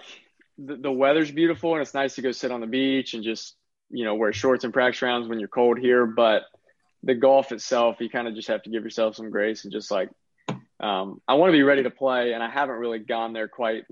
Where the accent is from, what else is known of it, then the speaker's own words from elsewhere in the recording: Lake City, Florida, United States; My family's pretty far north. We're only, Lake City's only like 40 miles from the Georgia line